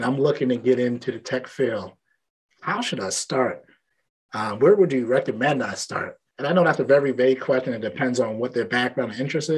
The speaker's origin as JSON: {"language": "English", "town": "New York City", "region": "New York", "country": "United States", "tie": "born or raised there", "said": "I grew up in Brooklyn"}